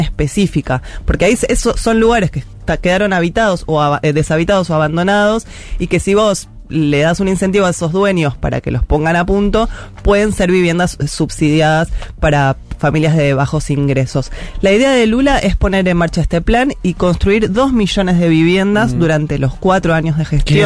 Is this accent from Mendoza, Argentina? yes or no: no; Buenos Aires, Argentina; yo soy de Parque Patricia, yo vi todo el distrito tecnológico transformarse